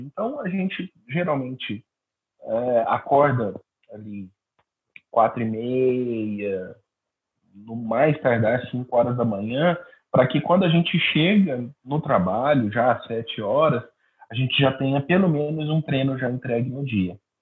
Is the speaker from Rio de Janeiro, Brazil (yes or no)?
no; Araguari, Minas Gerais, Brazil; lá na cidade de Araguari, Minas Gerais, é, que é a minha cidade natal